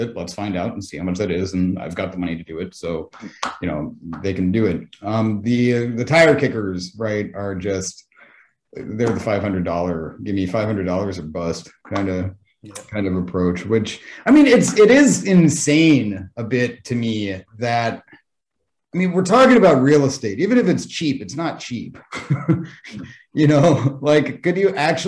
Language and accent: English; United States; now in Japan; I'm American